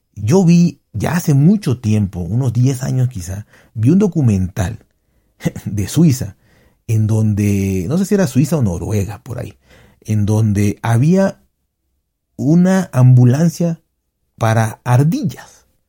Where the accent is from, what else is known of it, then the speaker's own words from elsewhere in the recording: Mexico; en México todos, todos tenemos no un conocido, no un amigo, sino un familiar que se murió de COVID